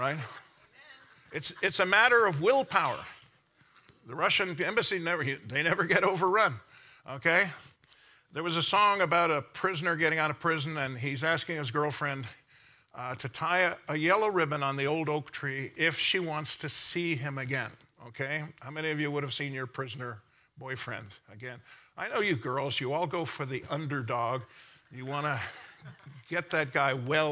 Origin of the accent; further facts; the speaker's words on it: Canada; I'm from Canada. I have dual citizenship, Canada and America. I'm a Canadian-American